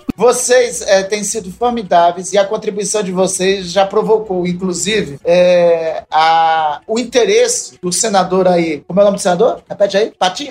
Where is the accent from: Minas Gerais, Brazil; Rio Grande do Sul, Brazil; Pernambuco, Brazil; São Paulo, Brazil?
Pernambuco, Brazil; Garanhuns; now in Macapá, Brazil; eu nasci lá em Garanhuns